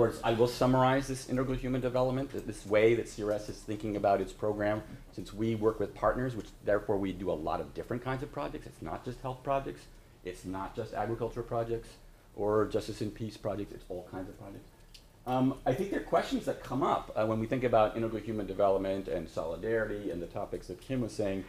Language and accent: English; New York area, United States; I'm from the New York area. I'll talk a mile a minute.